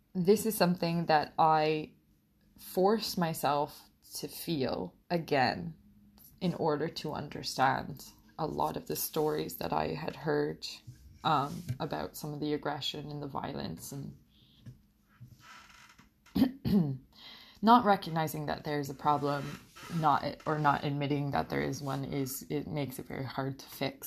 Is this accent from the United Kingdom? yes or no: no; Portugal; moved away as an adult; now in Canada; I grew up in Portugal